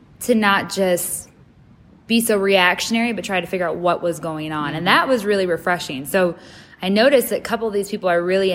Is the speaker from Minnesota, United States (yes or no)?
yes; Minnesota, United States; now in Nashville, United States; I grew up in Minnesota, the youngest of eight